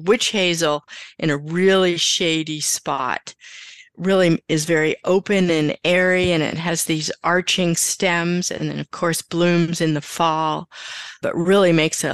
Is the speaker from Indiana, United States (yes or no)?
no; outside of Pittsburgh, Pennsylvania, United States; now in Maine, United States; I grew up outside of Pittsburgh